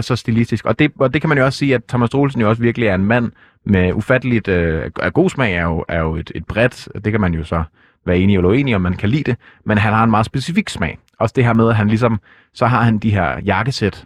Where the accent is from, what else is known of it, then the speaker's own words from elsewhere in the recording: Denmark; nu er jeg jo ikke fra Jylland. Jeg er fra provinsen dog